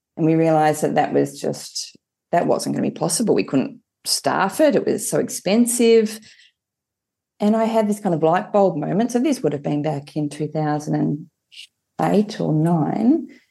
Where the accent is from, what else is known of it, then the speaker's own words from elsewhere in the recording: Hobart, Tasmania, Australia; I grew up in Hobart, had a rather sheltered and a very lucky um, upbringing down in Tassie